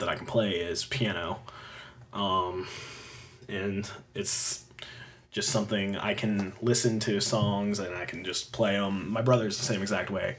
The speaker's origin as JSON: {"language": "English", "town": "Fredonia", "region": "Pennsylvania", "country": "United States", "tie": "born or raised there", "said": "I grew up in Fredonia"}